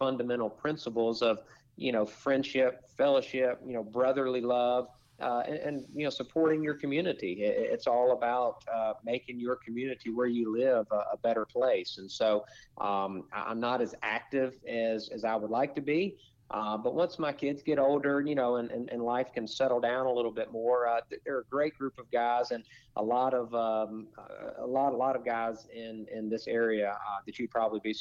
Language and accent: English; Atlanta, Georgia, United States; the Atlanta. I think it's the Quick Trip 500 in 2 weeks. My hometown track